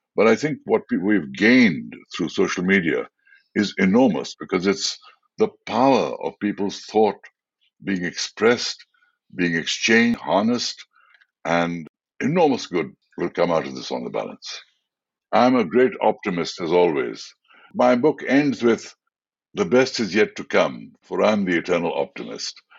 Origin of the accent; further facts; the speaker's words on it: India; I was the first Indian actor